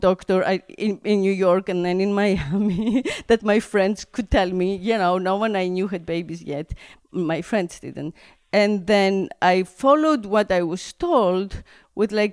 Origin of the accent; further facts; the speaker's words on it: Greece; where I grew up in Greece, there was always the garden